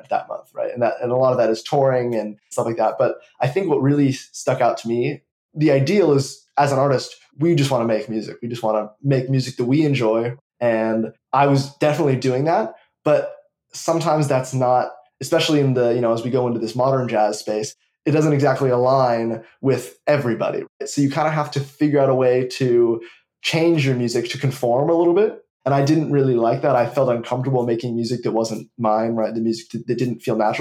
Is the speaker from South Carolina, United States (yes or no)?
no; Los Angeles, California, United States; I am from Los Angeles, California